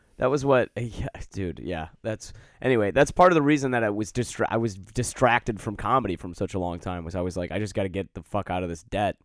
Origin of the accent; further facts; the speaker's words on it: Detroit, Michigan, United States; now in Chicago, United States; I grew up in Detroit